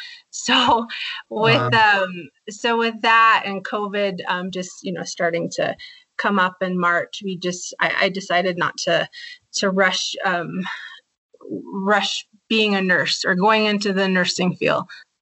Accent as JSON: {"language": "English", "town": "Ganado", "region": "Arizona", "country": "United States", "tie": "born or raised there", "also_born_or_lived": "Alamosa, Colorado", "said": "Yes, it's Ganado. That's where I was born and raised. That's where my parents still live, and that's where they have their ranch, and still pretty much and very much home to me."}